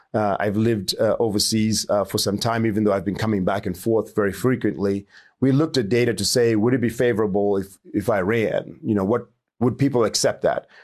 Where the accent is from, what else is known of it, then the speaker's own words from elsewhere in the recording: Chinhoyi, Mashonaland West, Zimbabwe; moved away; also born or lived in Harare; I grew up in Chinoy, grew up in a, you know, very poor, uh, poor, uh, upbringing